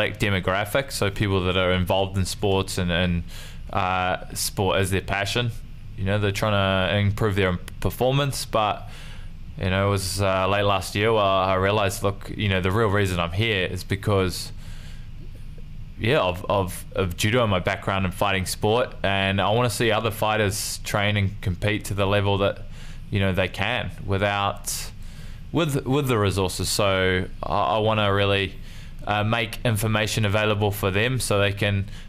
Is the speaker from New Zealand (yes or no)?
yes; Nelson, New Zealand; also born or lived in Motueka; I was training between two clubs in my hometown, which is Nelson and Motueka.